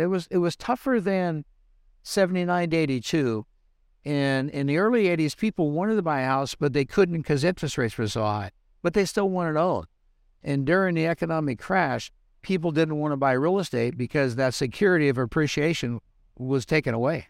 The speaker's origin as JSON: {"language": "English", "region": "Southern California", "country": "United States", "tie": "born or raised there", "also_born_or_lived": "Reno", "moved": "as an adult", "said": "I was born and raised in Southern California"}